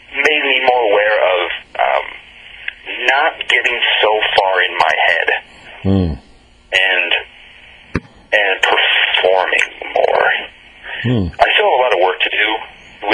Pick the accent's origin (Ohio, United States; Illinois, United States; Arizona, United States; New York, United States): New York, United States; Clinton; also born or lived in Oneonta, New York; I'm from a small town in upstate New York called Clinton